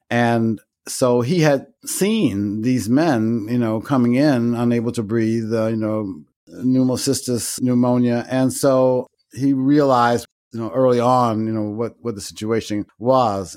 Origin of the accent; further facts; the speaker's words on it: Chicago, Illinois, United States; I was born and raised in Chicago on the South Side, an area known as Bronzeville